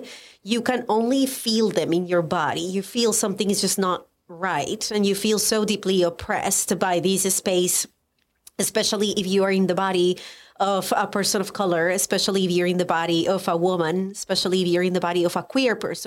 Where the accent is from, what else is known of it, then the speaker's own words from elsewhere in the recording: Colombia; English is a second language; moved away as an adult; now in United States; I am Colombian. I was born and raised in Colombia. I moved to the United States